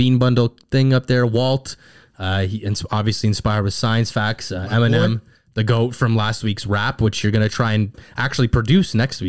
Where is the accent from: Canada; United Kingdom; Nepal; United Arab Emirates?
Canada; we were born and raised in Canada